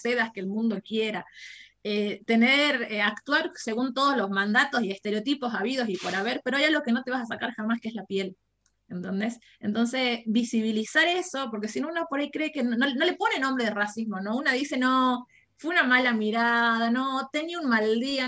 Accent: Jujuy, Argentina; soy de Jujuy, tengo 27 años.

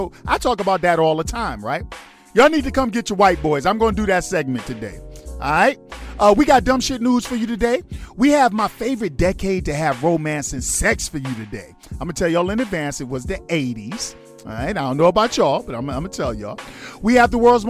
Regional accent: New York, United States; I'm a New Yorker

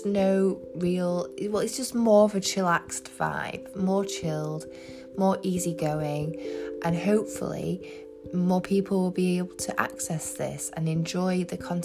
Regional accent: England, United Kingdom; I'm from England.

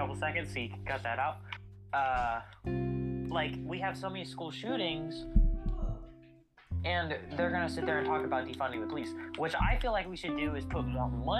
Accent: United States; we're American

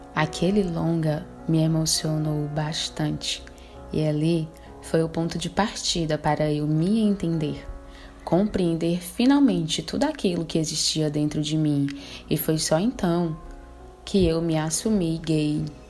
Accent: Fortaleza, Ceará, Brazil; Sempre morei com a família do meu pai na periferia de Fortaleza cidade onde nasci

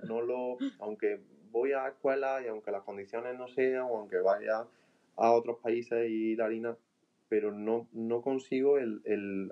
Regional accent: Andalusia, Spain; soy de Andalucía

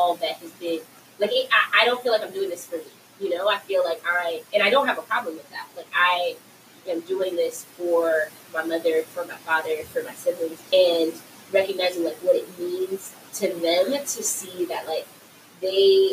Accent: Compton, California, United States; I grew up in Compton, right, but I went to private school for elementary and middle school, a private school in Compton

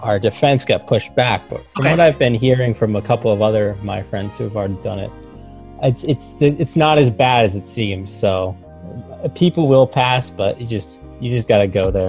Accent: Nashua, New Hampshire, United States; I'm from Nashua, New Hampshire.

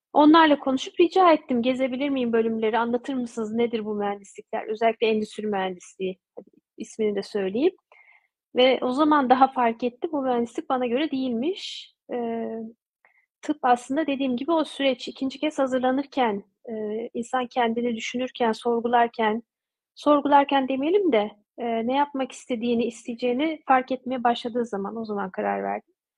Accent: Turkey; moved away as an adult; also born or lived in Ankara, Turkey / Odense, Denmark / Bordeaux, France; Türkiye ile olan iletişimi hep sürdürdüm e, ana vatanımla diyeyim

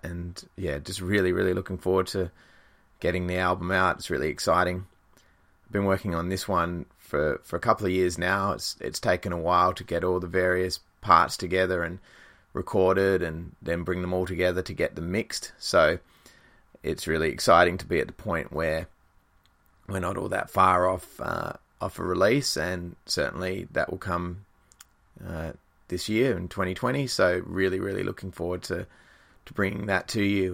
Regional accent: Australia; ourselves being an Australian band

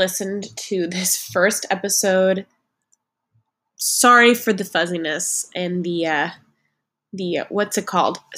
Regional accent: New England, United States; now in New York City, United States; I grew up in New England in a family, an immediate family of 4.

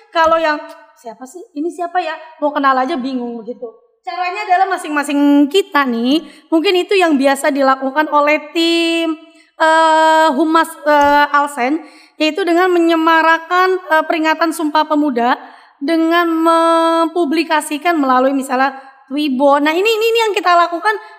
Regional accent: Papua, Indonesia; tapi kita orang orang Papua yang sama-sama katanya Indonesia tapi bahasa kita tuh yang diambil dikit.

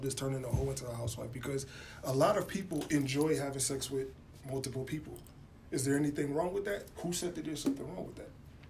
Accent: Bridgeport, Connecticut, United States; I'm from this city, Bridgeport. I'm from Bridgeport.

